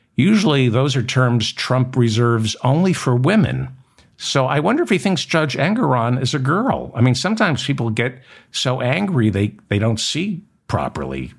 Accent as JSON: {"language": "English", "region": "New York", "country": "United States", "tie": "born or raised there", "also_born_or_lived": "New Jersey", "said": "I grew up in New York."}